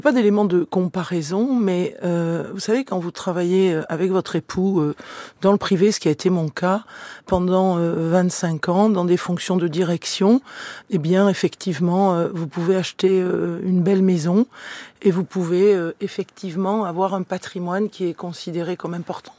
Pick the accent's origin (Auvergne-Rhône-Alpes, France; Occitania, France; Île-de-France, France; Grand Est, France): Occitania, France; Carcassonne; moved away; also born or lived in Toulouse / Saint-Orens-de-Gameville; Je suis une enfant de l'Aude. Je suis née à Carcassonne, un territoire éminemment rural